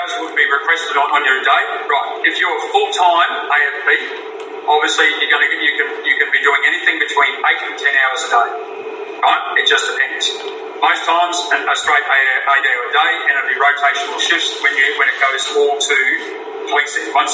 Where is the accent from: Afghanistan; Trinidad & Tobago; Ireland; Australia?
Australia; as a citizen under our Australian laws here